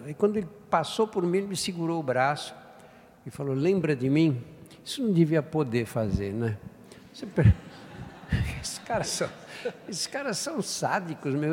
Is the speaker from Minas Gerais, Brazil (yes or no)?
no; São Paulo, Brazil; eu nasci no Brás, que na época era um bairro operário